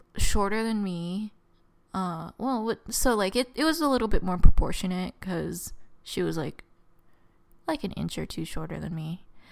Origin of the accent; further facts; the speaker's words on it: Southern California, United States; I was from, I'm from Southern California